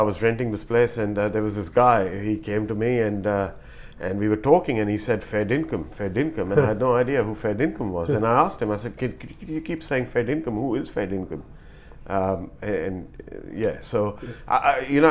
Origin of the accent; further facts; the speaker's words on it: India; moved away as an adult; now in Australia; I come from India